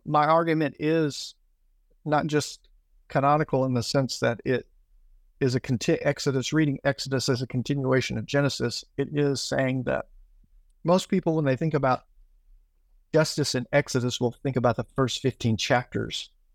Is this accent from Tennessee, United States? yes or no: yes; Tennessee, United States; moved away as an adult; now in Accra, Ghana; I grew up in Tennessee